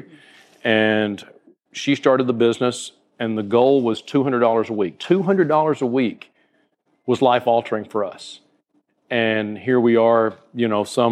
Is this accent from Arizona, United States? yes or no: no; North Alabama, United States; now in Southwest Florida, United States; I grew up in North Alabama